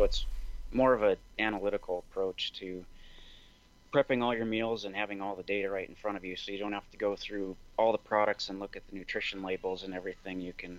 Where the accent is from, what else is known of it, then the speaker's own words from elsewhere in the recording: Montana, United States; also born or lived in Seattle; So I grew up in Montana. I'm a fifth generation Montanan, and I went to school in Bozeman. I worked in Seattle for a couple of years and then came back.